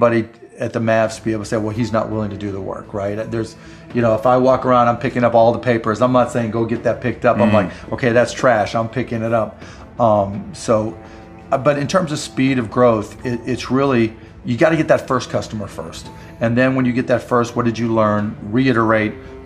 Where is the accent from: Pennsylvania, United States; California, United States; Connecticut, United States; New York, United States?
Pennsylvania, United States; Pittsburgh; I grew up in Pittsburgh